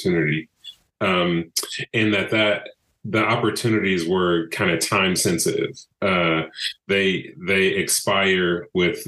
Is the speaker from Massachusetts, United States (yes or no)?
no; Brevard, North Carolina, United States; also born or lived in Greensboro, North Carolina / Purdue University, Indiana; I'm from Western North Carolina, a small town called Brevard